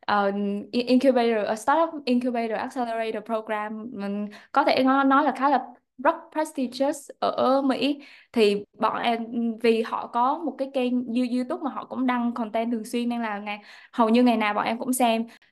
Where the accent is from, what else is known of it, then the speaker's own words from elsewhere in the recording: Da Nang, Vietnam; moved away as an adult; gốc ở Đà Nẵng em đến từ vùng nông thôn